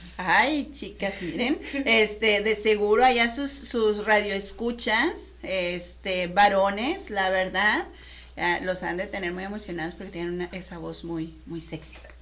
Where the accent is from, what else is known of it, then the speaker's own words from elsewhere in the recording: Mexico; nosotros como mexicanos